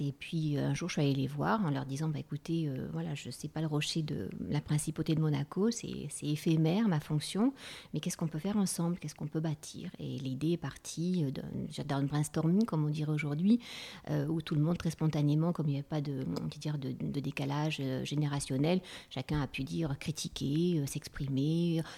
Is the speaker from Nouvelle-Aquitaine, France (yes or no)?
no; Marseille, Provence-Alpes-Côte d'Azur, France; Je suis née à Marseille